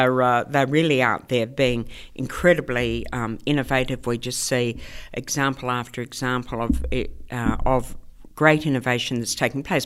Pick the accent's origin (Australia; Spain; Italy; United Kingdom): Australia; Melbourne, Victoria; moved away as an adult; I came from Melbourne originally from a, you know, uh, working class housing commission suburb in Melbourne, and I came over here when I was, um, eighteen